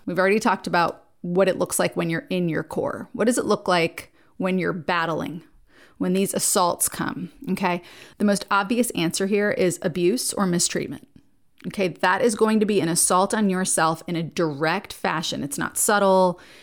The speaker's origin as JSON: {"language": "English", "region": "New Jersey", "country": "United States", "moved": "yes", "lives_now": "Nashville, United States", "said": "I live in Nashville, but I'm from New Jersey"}